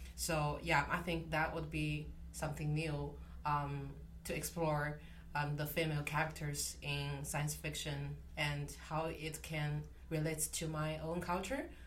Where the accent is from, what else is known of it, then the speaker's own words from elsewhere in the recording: China; moved away; I'm from China